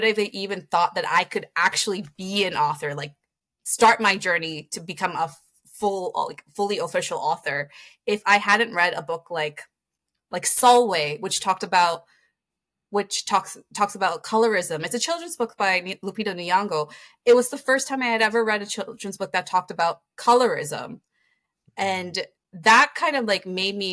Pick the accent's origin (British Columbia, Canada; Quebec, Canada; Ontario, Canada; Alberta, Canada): Ontario, Canada; Toronto; I grew up in Scarborough